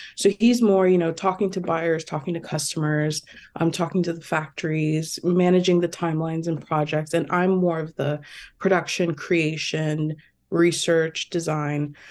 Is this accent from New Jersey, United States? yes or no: yes; New Jersey, United States; also born or lived in Toronto, Canada; I've been in New Jersey for most of my life.